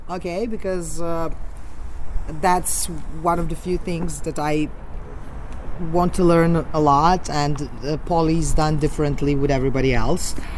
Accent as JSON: {"language": "English", "town": "Belgrade", "country": "Serbia", "said": "from Belgrade"}